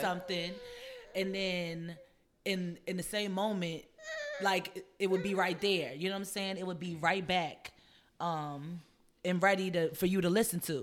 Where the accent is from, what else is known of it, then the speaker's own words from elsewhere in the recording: Columbia, Maryland, United States; moved away; I'm from a place called Columbia, Maryland. It's a suburb right in between Baltimore and DC. So I'm from Maryland